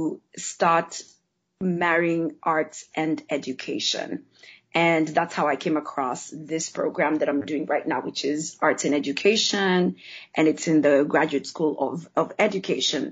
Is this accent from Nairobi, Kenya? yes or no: yes; Nairobi, Kenya; moved away; am actually originally from Kenya. I grew up in Nairobi, Kenya, which is in East Africa